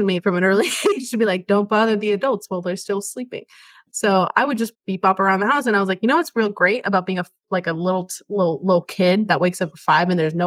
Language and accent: English; Caracas, Capital District, Venezuela; moved away; I'm Venezuelan. Like, I was born in South America. I was in Caracas